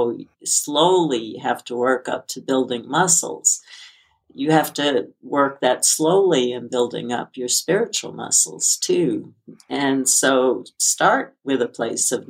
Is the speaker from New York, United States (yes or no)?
yes; New York, United States; as a child growing up in New York, I had to walk to school during hurricanes